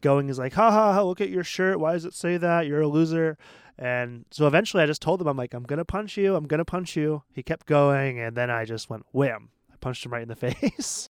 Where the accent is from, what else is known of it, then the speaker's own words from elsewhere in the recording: Portland, Maine, United States; I come from Portland, Maine, which is a small city of seventy thousand people in the Northeast